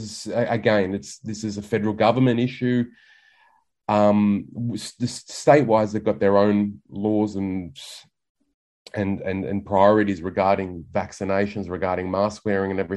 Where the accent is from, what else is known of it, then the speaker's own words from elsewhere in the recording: Australia; as an Australian